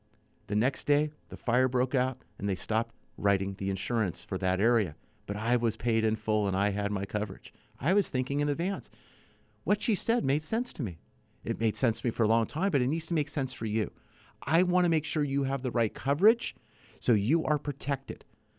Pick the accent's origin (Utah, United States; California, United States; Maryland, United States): California, United States; San Fernando Valley; As a kid, I grew up in San Fernando Valley, so we had the Sylmar earthquake back in 1971.